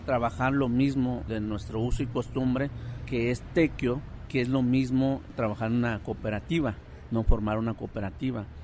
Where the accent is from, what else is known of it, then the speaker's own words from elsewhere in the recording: Guadalajara, Jalisco, Mexico; also born or lived in Oaxaca; toda la preparación fue aquí en la ciudad, aquí en Guadalajara, en la colonia Ferrocarril, donde crecimos con nuestra comunidad mixteca